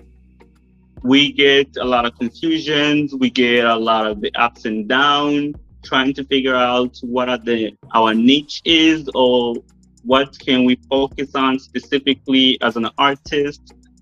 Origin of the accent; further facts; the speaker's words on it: United States; I'm American